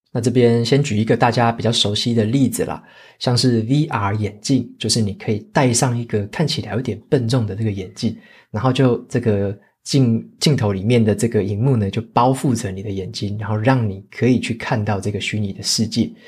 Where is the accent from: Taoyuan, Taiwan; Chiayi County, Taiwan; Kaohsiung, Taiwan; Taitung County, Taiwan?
Taitung County, Taiwan; moved away; 我自己也会回我的老家台东那边去过年